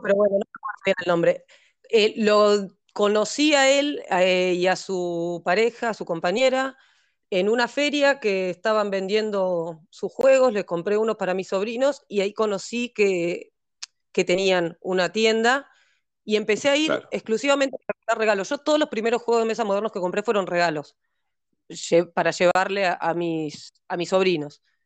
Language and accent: Spanish; Neuquén, Argentina; also born or lived in Montevideo, Uruguay; Soy, de Montevideo, vivo en Neuquén, viví toda mi vida en Neuquén.